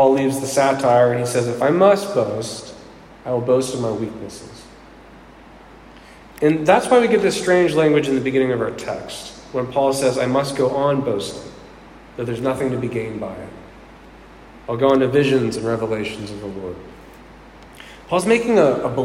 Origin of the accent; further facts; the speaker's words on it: Pittsburgh, Pennsylvania, United States; I was raised in Pittsburgh, and it's in my blood